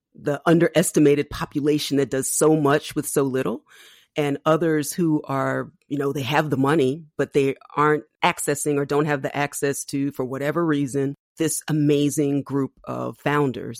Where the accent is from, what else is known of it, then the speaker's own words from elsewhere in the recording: Philadelphia, Pennsylvania, United States; my hometown of Philadelphia